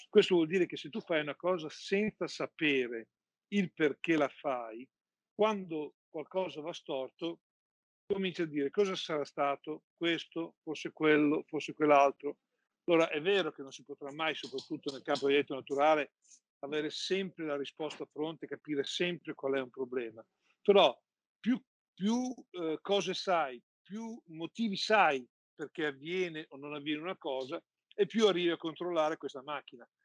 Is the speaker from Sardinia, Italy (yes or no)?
no; Emilia-Romagna, Italy; io sono innamorato eh, di due panettoni che sono legati alla mia terra. Uno è il marzapane romagnolo